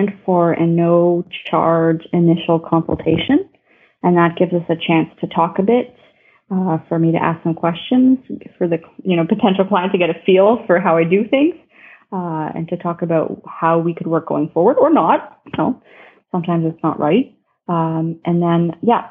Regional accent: Ottawa, Ontario, Canada; I grew up in Ottawa, and Ottawa is right on the border of Quebec

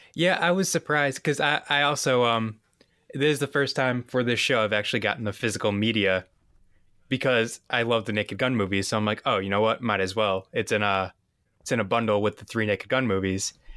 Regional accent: Massachusetts, United States; I'm from Massachusetts

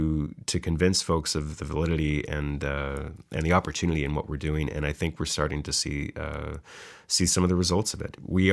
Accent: Ontario, Canada; moved away; I'm from Ontario myself

